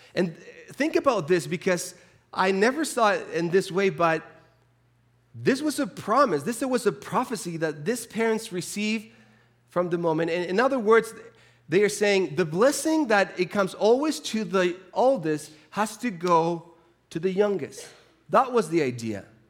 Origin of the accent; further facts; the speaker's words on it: Chile; moved away; I grew up in the South. I'm from the South, so very, very, very South. I'm from Chile.